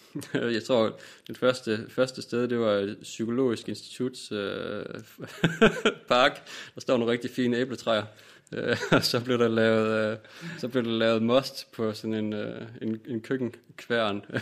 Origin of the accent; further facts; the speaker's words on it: Vejle, Southern Denmark, Denmark; Jeg kommer fra Vejle.